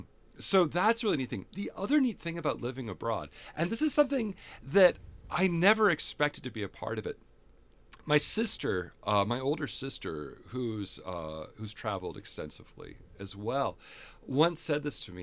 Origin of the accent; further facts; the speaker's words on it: Fargo, North Dakota, United States; also born or lived in Germany / England / Japan / Canada; I grew up in the Midwest in Fargo, Moorhead, and the Midwest is very home for me.